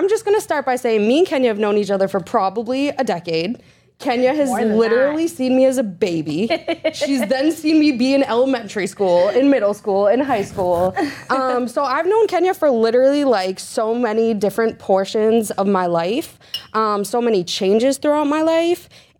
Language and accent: English; Peabody, Massachusetts, United States; Peabody. The hometown.